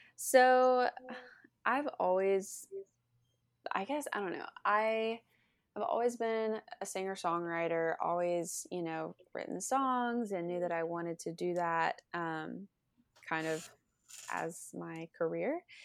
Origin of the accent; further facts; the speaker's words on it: Lake City, Florida, United States; moved away as an adult; now in Nashville, United States; I'm from Lake City, Florida. I was born and raised there